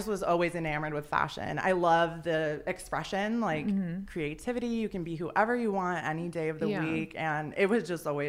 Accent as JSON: {"language": "English", "town": "San Diego", "region": "California", "country": "United States", "tie": "born or raised there", "said": "I'm born and raised in San Diego. Everyone thinks I live in LA."}